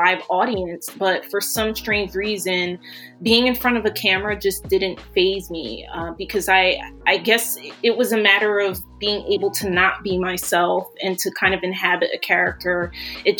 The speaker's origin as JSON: {"language": "English", "town": "Philadelphia", "region": "Pennsylvania", "country": "United States", "said": "I'm from Philadelphia"}